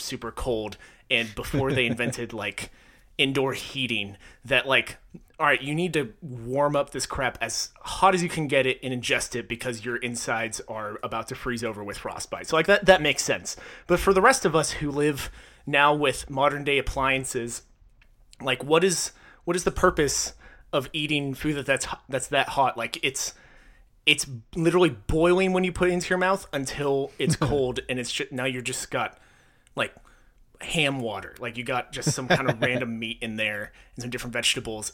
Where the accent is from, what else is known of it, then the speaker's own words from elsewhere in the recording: Texas, United States; I was born in Texas.